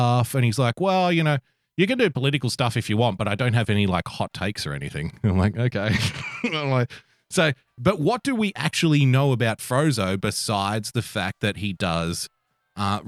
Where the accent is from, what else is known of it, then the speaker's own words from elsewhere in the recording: Australia; growing up in Australia, I was surrounded by friends from Asia